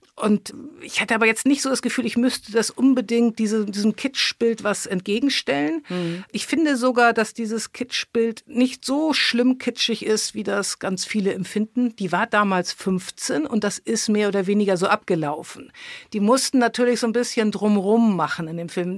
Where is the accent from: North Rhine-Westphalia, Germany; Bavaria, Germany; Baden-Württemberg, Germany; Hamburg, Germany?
Hamburg, Germany; now in Brandenburg, Germany; Ich bin Hamburgerin in Brandenburg mit Heimweh